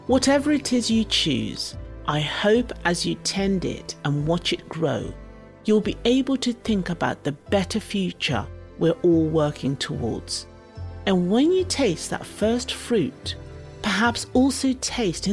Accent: Zimbabwe; now in United Kingdom; the foods I grew up with in Zimbabwe

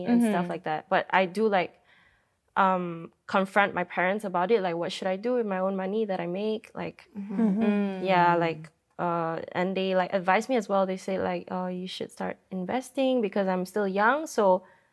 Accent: Kuching, Sarawak, Malaysia; now in Kuala Lumpur, Malaysia; I moved from my hometown, which is back in Kuching, when I was at a young age, to KL so I can study here

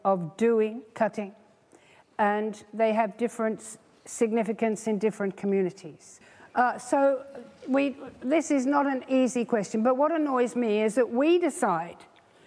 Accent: Australia; now in England, United Kingdom; being an Australian in England

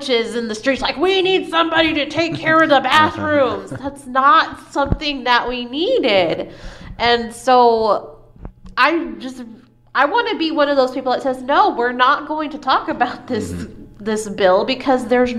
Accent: United States; somebody born in the United States that has parents born in the United States, grandparents that were here when Texas wasn't, you know, an actual state

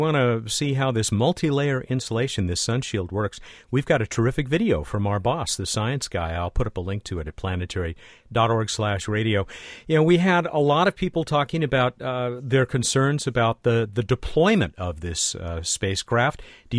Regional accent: Long Beach, California, United States; my hometown of Long Beach, California.

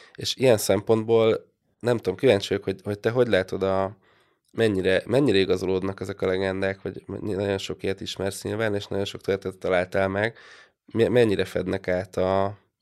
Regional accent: Hungary; now in Budapest, Hungary; vidéken nőttem föl

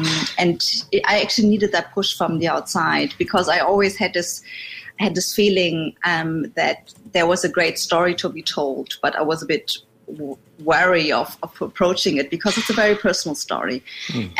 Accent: Berlin, Germany; I grew up in Western Germany, in Berlin

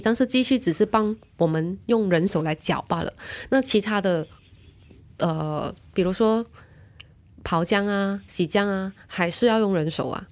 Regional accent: Malaysia; moved away; 我，我的家乡的名字，扎根新春

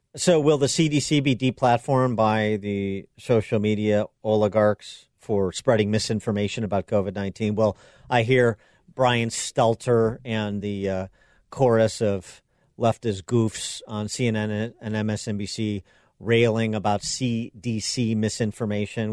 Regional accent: Wheaton, Illinois, United States; Billy Graham Center in Wheaton, Illinois, my hometown.

